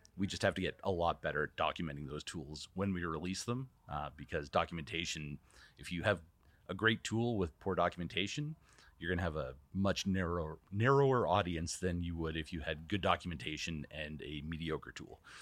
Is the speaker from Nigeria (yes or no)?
no; Canada; moved away; as a Canadian